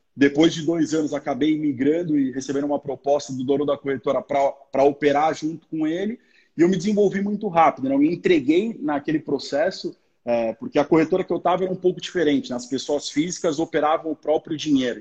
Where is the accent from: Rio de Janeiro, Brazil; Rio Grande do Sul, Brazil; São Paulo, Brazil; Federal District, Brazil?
São Paulo, Brazil; moved away as an adult; sou da cidade de São Paulo, né? Nessa época eu morava em São Paulo, agora mudei para o interior